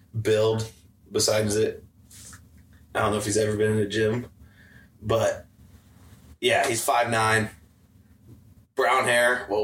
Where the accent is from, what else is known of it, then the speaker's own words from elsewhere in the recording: Findlay, Ohio, United States; Findlay, Ohio.